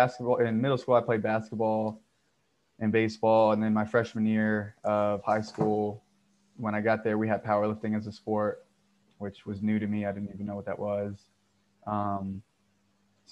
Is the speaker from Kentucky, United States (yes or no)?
no; Texas, United States; also born or lived in Florida; I grew up in Texas playing high school football